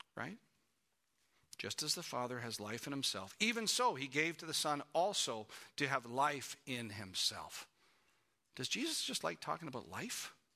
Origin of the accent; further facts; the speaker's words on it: Canada; moved away as an adult; we're from Canada